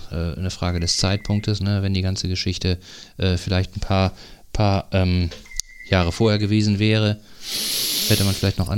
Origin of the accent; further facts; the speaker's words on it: Eckernförde, Schleswig-Holstein, Germany; also born or lived in Borby / Kochendorf / Gammelby; Ja, ich bin gebürtiger Eckernförder. Ich bin hier geboren.